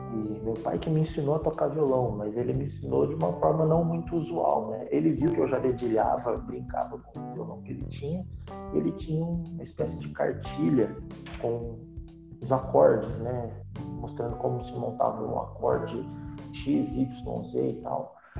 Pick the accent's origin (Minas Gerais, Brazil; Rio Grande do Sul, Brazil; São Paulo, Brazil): São Paulo, Brazil; moved away as an adult; now in Brasília, Brazil; eu sou natural de São Paulo, é, eu saí de São Paulo para vir a Brasília